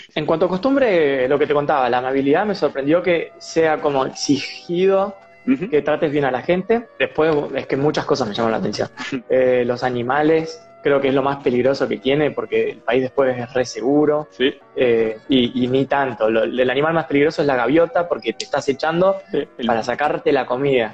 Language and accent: Spanish; Argentina; moved away as an adult; also born or lived in Australia; todos te preguntaban eh, por Argentina